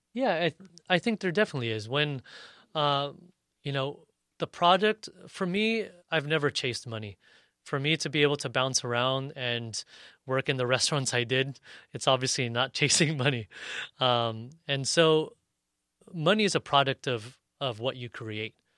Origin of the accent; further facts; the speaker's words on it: National City, California, United States; me growing up in Nashville City